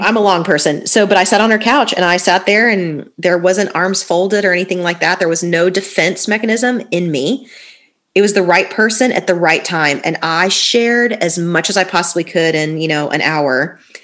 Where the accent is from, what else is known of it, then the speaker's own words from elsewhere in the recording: Fort Lauderdale, Florida, United States; moved away as an adult; also born or lived in Tallahassee, Florida; now in Nashville, United States; I'm originally from Fort Lauderdale, where you guys are based out of. My parents are still there, so born and raised, like literally my whole life until I went to college.